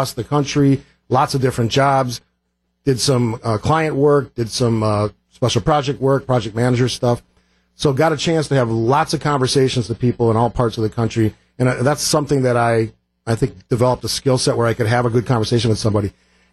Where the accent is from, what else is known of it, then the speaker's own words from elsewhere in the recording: Cudahy, Wisconsin, United States; also born or lived in Oak Creek, Wisconsin; I grew up in Cudahy, moved to Oak Creek when I was a freshman in high school